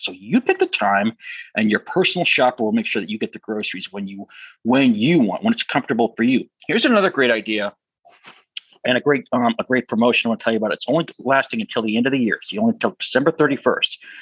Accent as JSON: {"language": "English", "region": "New Hampshire", "country": "United States", "tie": "born or raised there", "said": "my home state of New Hampshire"}